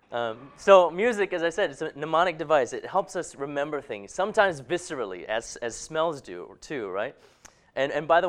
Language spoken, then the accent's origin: English; Hong Kong; moved away; that's not one I grew up with in Hong Kong